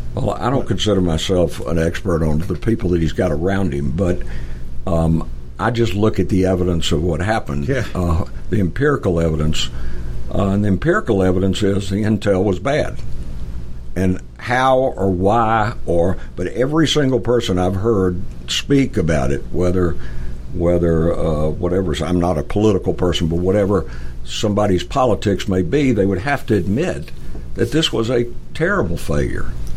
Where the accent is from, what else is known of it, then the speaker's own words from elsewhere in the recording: Atlanta, Georgia, United States; I'm originally from Atlanta, so we moved back to Atlanta